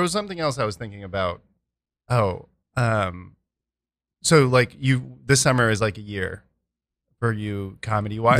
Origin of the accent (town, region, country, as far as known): Edmond, Oklahoma, United States; now in New York City, United States